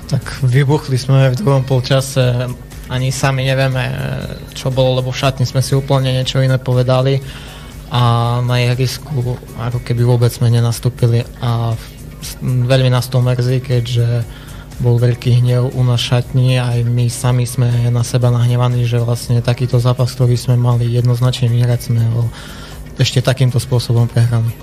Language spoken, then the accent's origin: Slovak; Brezina, Košice Region, Slovakia; v obci v Brezina, mm-hmm. kde aj pochádzam, kde aj teraz bývam.